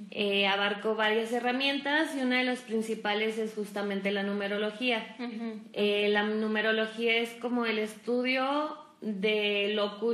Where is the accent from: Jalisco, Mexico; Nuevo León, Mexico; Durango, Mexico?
Durango, Mexico; también soy duranguense.